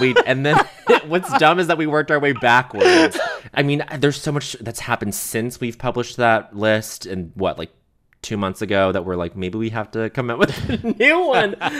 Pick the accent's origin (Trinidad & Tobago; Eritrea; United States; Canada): Canada; Montreal, Quebec; growing up in Montreal